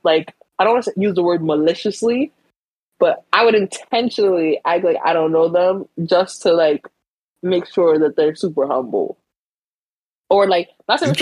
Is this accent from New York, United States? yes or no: yes; New York City, New York, United States; Bronx born and raised